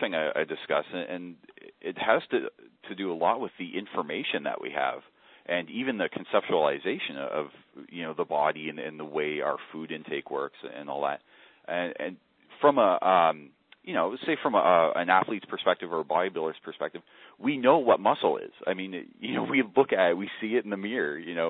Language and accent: English; Kitchener-Waterloo, Ontario, Canada; Just southwest of you, Kitchener-Waterloo, and that's if you've never heard of Waterloo, you probably will within the next decade.